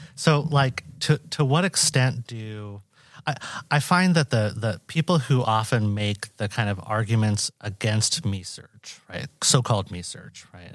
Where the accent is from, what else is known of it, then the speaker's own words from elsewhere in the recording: Washington, United States; moved away as an adult; now in Iowa, United States; I'm a Boricua from Washington State. Uh, so I grew up out west